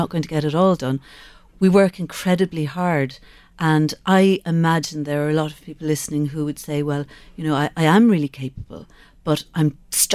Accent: Skibbereen, Munster, Ireland; I grew up in Skibbereen

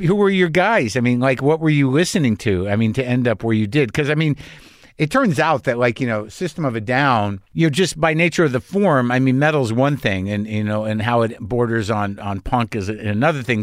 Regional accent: United States; as an American, uh, an entitled American

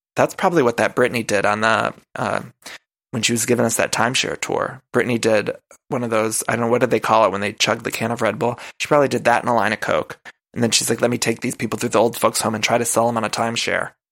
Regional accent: Midwest, United States; also born or lived in California; now in Los Angeles, United States; I'm from the Midwest

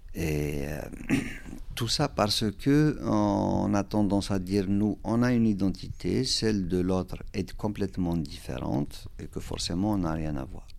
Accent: Kabylie, Algeria; first language Kabyle; French is a second language; now in Val d'Oise, France; la Kabylie, c'est une région de l'Algérie. Donc, euh, il se trouve que c'est ma région natale

